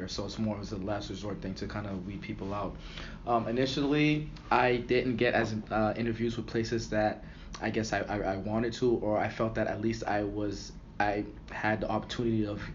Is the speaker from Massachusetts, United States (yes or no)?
yes; Boston, Massachusetts, United States; moved away as an adult; I'm from Boston and wanted to kind of stay close to home.